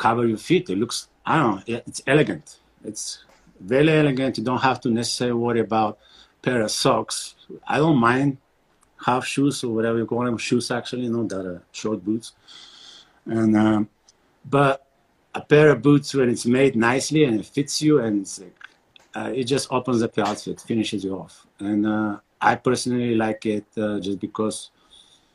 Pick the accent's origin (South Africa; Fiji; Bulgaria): Bulgaria; moved away as an adult; also born or lived in New York / Germany; now in Montana, United States; I'm born and raised in Bulgaria